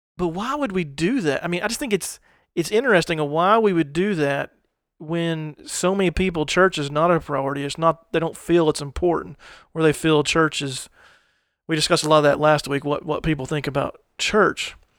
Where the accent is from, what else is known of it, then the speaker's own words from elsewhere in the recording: United States; growing up in the United States